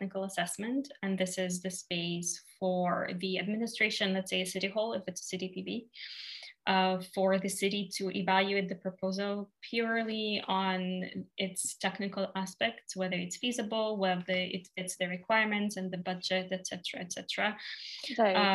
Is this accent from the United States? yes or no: no; Russia; I'm from Russia